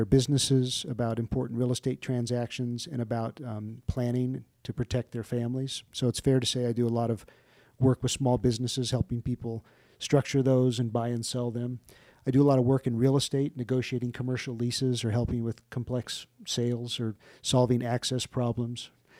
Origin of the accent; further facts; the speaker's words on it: Maryland, United States; born there; I was born in Malcolm Grow Hospital and Andrews Air Force Base, which is now, I think, Joint Base Andrews, outside of Washington, D.C. So I am not a native. I guess I'm technically a semi-Southerner born south of the Mason-Dixon line in Maryland.